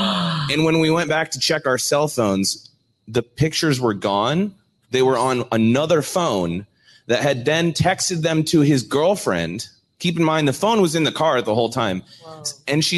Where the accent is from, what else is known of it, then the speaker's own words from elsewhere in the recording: Omaha, Nebraska, United States; Omaha, Nebraska, yeah.